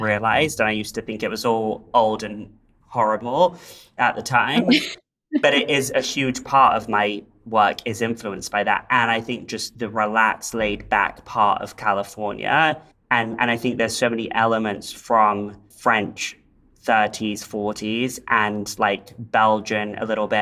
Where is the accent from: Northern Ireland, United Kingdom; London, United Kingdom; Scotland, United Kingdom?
London, United Kingdom; now in Los Angeles, United States; where I grew up in in London